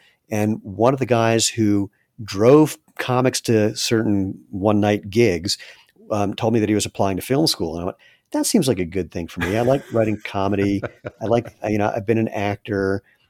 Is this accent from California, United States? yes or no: no; Maryland, United States; So for Duke, I grew up in Maryland, and my criteria for schools was pretty simple.